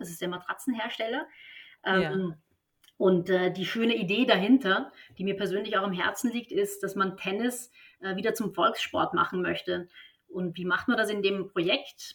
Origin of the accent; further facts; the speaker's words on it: Vienna, Austria; moved away as an adult; also born or lived in Stuttgart; now in Berlin, Germany; Ich bin in Wien geboren und auch aufgewachsen, aber seit 2007, also schon eine ganze, ganze Weile in Deutschland.